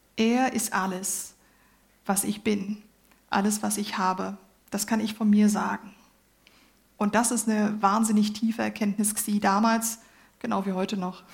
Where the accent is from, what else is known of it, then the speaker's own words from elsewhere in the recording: Germany; ich bin Deutsche